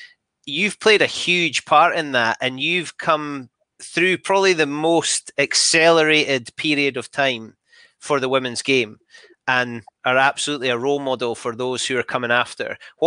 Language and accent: English; Scotland, United Kingdom; Happy, sad, because let's face it, I'm a Scottish rugby fan, but memories all the same.